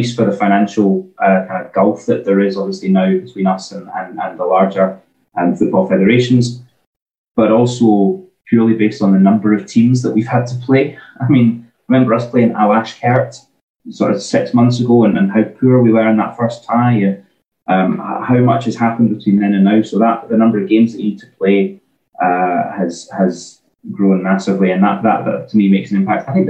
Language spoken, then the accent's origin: English; Scotland, United Kingdom